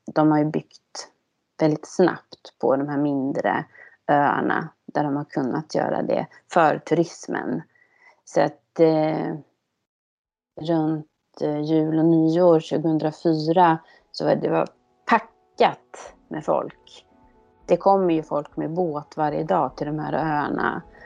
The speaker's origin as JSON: {"language": "Swedish", "country": "Sweden", "said": "här hemma i Sverige"}